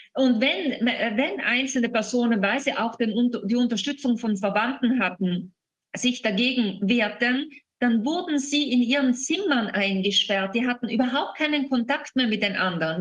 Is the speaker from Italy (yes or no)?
yes; Italy; bei uns in Italien